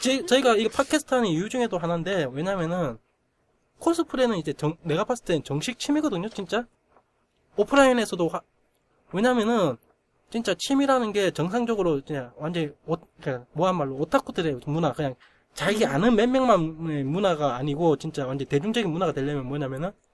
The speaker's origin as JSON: {"language": "Korean", "region": "Gyeongsang", "country": "South Korea", "accent": "Gyeongsang", "said": "내가 경상도 촌놈이라고 확실히 느낌 온 게, 스, 스레딕 발음이 안 돼요"}